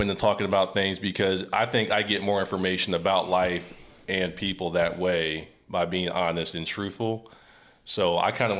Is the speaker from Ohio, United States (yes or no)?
yes; Ohio, United States; moved away; also born or lived in Tennessee / Springfield, Ohio / Memphis, Tennessee; I'm from Ohio, raised in Ohio and Tennessee.